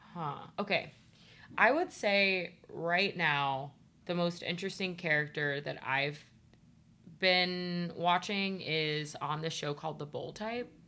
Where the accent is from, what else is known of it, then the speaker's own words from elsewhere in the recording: Ohio, United States; I'm from Ohio